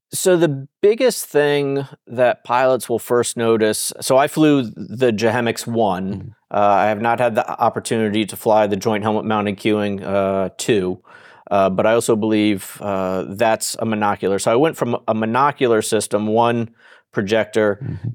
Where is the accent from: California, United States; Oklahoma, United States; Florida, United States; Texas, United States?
Florida, United States; South; I grew up in South Florida, in uh, the early and mid 70s